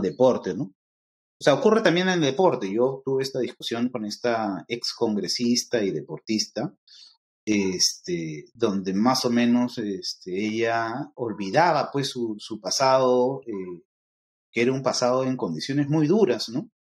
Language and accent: Spanish; Peru; yo soy peruano y soy afroperuano a la misma vez